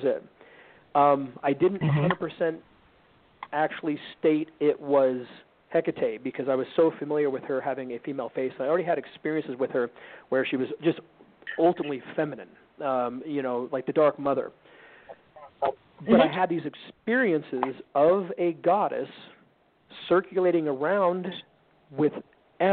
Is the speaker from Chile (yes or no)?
no; Sedona, Arizona, United States; moved away; also born or lived in Lake Havasu City, Arizona / Joshua Tree, California; I grew up in Sedona and Lake Havasu, like Sedona